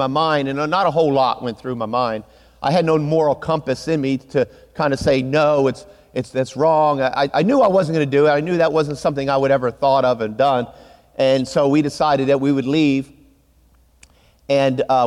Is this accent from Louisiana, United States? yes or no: no; Pennsylvania, United States; now in Texas, United States; So I grew up in Pennsylvania, and I was a sophomore in high school.